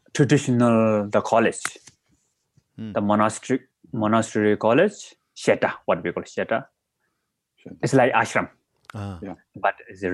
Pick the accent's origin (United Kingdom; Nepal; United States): Nepal; Gandaki Province; also born or lived in Kathmandu, Nepal; So actually, I was born in the mountain Manasulu, the right bottom of the mountain Manasulu in Nepal, which is at highest mountain in the world. So in my hometown, the culture, the language, everything is like Tibet is border between Tibet and Nepal.